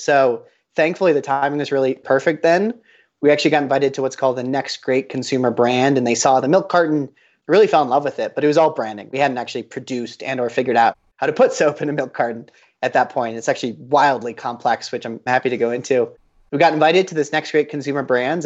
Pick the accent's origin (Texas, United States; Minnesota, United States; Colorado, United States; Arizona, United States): Colorado, United States; Boulder; Talking from Boulder, Colorado, where I was born and raised